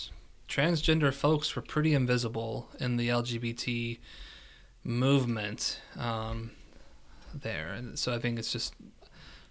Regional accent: West Virginia, United States; moved away; also born or lived in Kentucky; born and raised West Virginia, but it's also consider myself a Kentuckian because I spent a significant amount of time there

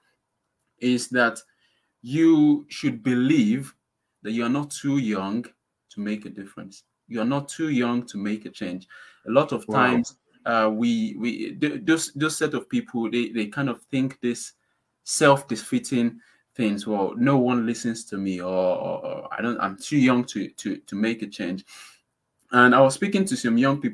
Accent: Nigeria; now in United Kingdom; I'm from Nigeria

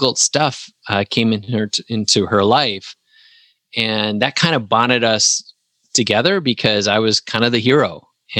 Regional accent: Wisconsin, United States; moved away as an adult; also born or lived in Huntsville, Alabama; now in Tennessee, United States; I was still in my hometown in Wisconsin for a couple more years

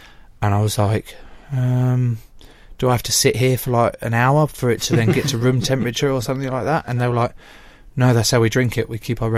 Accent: Speyer, Rhineland-Palatinate, Germany; English is a second language; I'm from Germany. From Speyer.

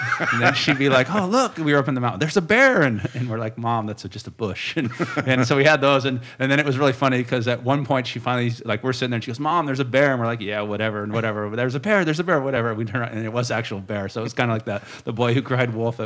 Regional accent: San Diego, California, United States; I grew up here down in San Diego

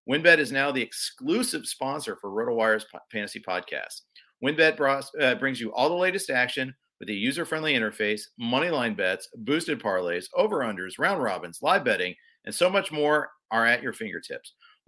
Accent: Indianapolis, Indiana, United States; So my dad grew up in Ohio. I grew up in Indianapolis before the Colts were there, if we want to give an age difference here.

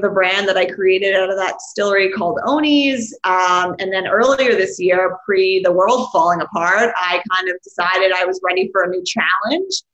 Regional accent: New York City, New York, United States; I grew up in this place called Rockaway, Rockaway Beach, New York City. It's in Queens

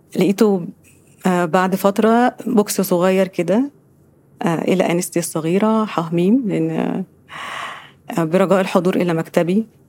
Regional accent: Giza, Giza Governorate, Egypt; ان انا من الجيزه

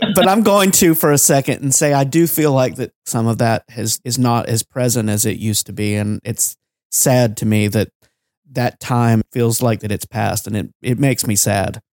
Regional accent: Georgia, United States; growing up in Georgia

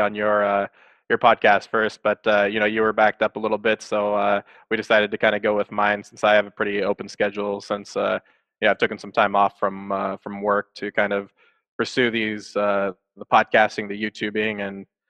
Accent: Santa Clara, California, United States; I was born in Santa Clara, California, but pretty much right next to San Jose, California. And if anybody's familiar with Silicon Valley, that's where that is all located. And so I grew up there

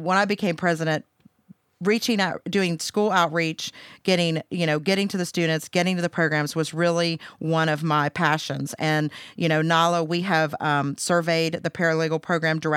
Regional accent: Pennsylvania, United States; moved away as an adult; also born or lived in Huntington, West Virginia; I'm originally from Pennsylvania

